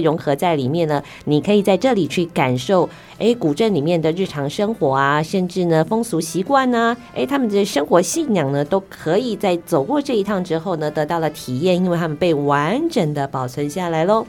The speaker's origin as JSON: {"language": "Chinese", "country": "Taiwan", "said": "我们台湾"}